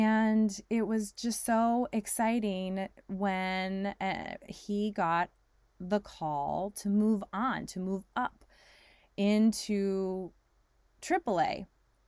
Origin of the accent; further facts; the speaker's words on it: California, United States; also born or lived in New York / Texas; I was born in New York, grew up partly in Northern California, partly in Texas, moved to California.